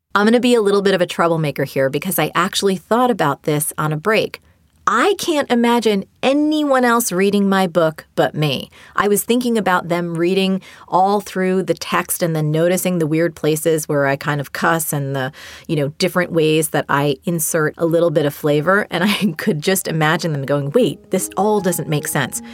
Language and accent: English; New Jersey, United States; I learned from my mom as a little girl growing up in New Jersey.